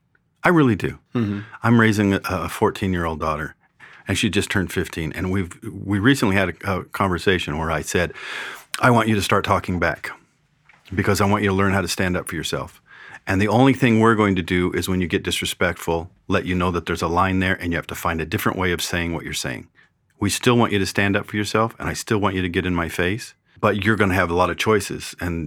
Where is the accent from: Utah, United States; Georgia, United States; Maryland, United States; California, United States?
California, United States; Well, I am from California, so that does make me a sinner.